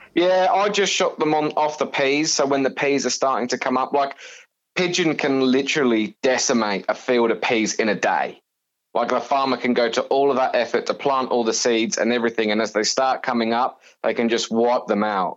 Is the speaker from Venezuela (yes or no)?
no; Suffolk, East of England, United Kingdom; moved away as an adult; now in Australia; born and bred in, in England in, in a county called Suffolk, um, where I grew up there